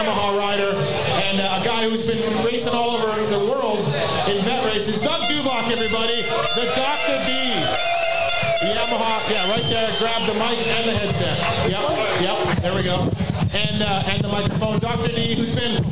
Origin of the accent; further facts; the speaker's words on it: Canada; being Canadian